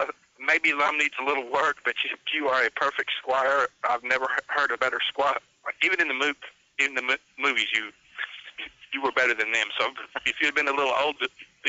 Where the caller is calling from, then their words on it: Winslow, Arkansas, United States; Winslow, Arkansas. And that was about 90 miles north of Pine Ridge, Arkansas.